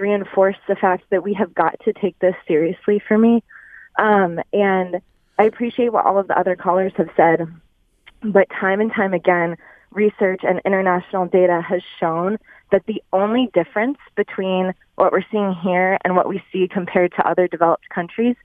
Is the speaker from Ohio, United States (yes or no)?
yes; Columbus, Ohio, United States; moved away as an adult; now in Royal Oak, United States; I'm actually from Ohio. I grew up in Columbus and moved to Michigan a couple years ago